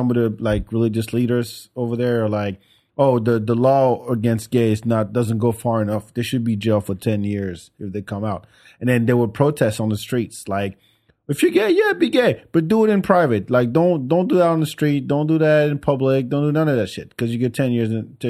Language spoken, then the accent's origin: English; Senegal; Oh, I mean, the country where I'm from Senegal, West Africa.